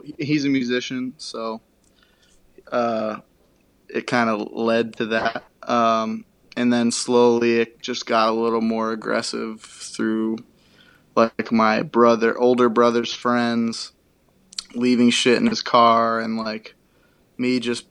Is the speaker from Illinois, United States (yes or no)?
no; Connecticut, United States; we were growing up in Connecticut